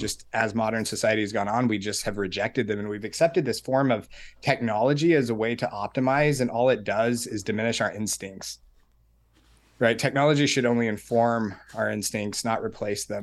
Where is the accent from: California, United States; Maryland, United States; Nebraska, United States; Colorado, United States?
Colorado, United States; Colorado Springs; I was born and raised in Colorado Springs.